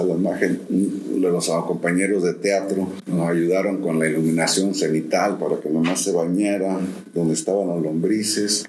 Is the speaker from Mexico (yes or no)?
yes; Villahermosa, Tabasco, Mexico; also born or lived in Cuernavaca, Morelos; now in Xalapa, Mexico; la primera, biológica, eh, de Cuernavaca, Morelos. Ok. la infancia, en, en Villahermosa, Tabasco. Y la tercera, jalapeño